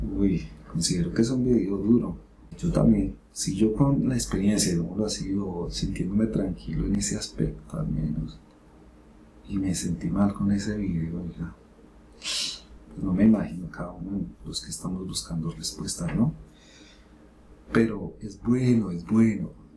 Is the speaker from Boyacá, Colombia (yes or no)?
no; Bogotá, Colombia; Yo soy de Bogotá, de la capital.